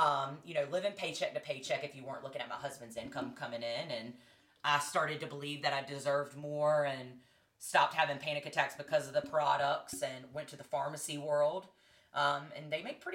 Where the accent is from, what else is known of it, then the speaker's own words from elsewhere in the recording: North Carolina, United States; I'm from North Carolina